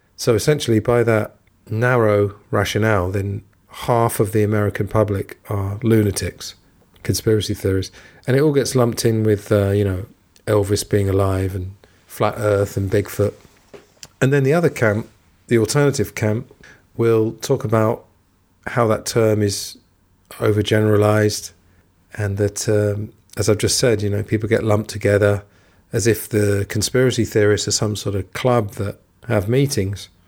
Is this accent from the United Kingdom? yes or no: yes; England, United Kingdom; moved away as an adult; also born or lived in Thailand / Italy / Spain; I'm from England, and I grew up there